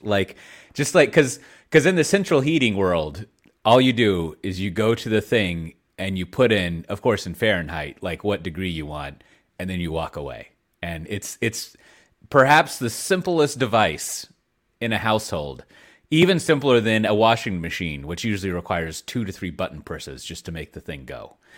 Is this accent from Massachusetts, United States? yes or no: no; Austin, Texas, United States; moved away; I come from Austin, Texas, uh, a land of warmth